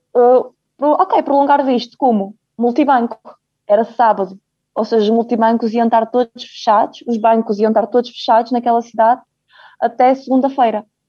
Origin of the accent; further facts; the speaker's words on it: Braga, Portugal; also born or lived in Ukraine; vim um, para Portugal com 3 anos, como foi muito bem dito. Ah, já tinha aqui meu pai e a minha mãe